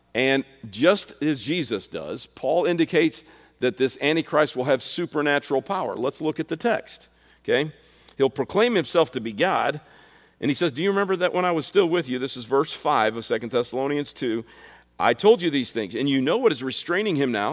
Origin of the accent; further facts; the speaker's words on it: United States; I'm an American, and I'm a patriot